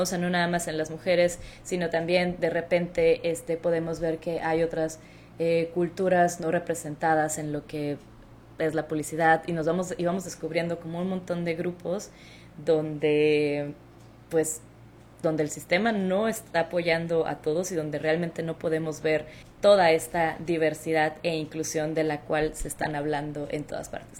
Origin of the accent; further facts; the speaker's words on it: Hermosillo, Sonora, Mexico; moved away as an adult; also born or lived in Mexico City; now in Chicago, United States; yo soy mexicana, soy del norte de México, de Hermosillo, Sonora, eh, un lugar que no mucha gente conoce, pero del cual somos súper orgullosos